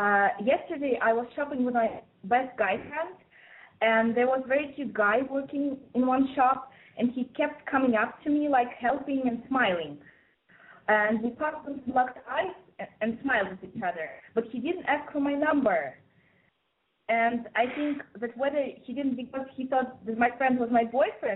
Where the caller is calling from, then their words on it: Moscow, Russia; I'm 19, and I'm calling from Moscow, Russia.